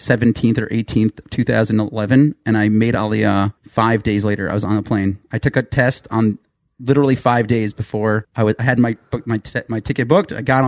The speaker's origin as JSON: {"language": "English", "town": "Woodmere", "region": "New York", "country": "United States", "tie": "born or raised there", "moved": "as an adult", "lives_now": "Ramat Beit Shemesh, Israel", "said": "So I'm actually originally from Woodmere, New York. From the five towns."}